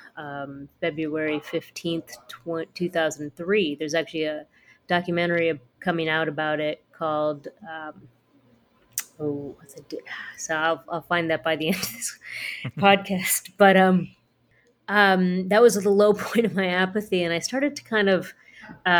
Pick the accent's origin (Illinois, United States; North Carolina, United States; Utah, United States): Illinois, United States; Chicago; I was born and raised in Chicago to a Peruvian mother and Pakistani father